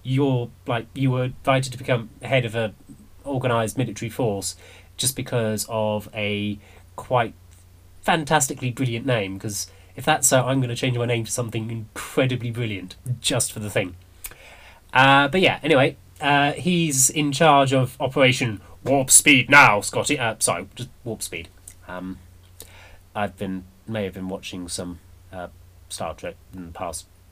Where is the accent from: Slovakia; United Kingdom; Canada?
United Kingdom; I'm not English. I'm British